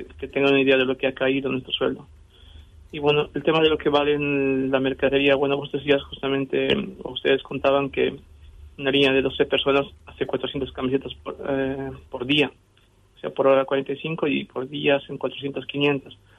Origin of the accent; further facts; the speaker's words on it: Bolivia; now in Argentina; yo soy boliviano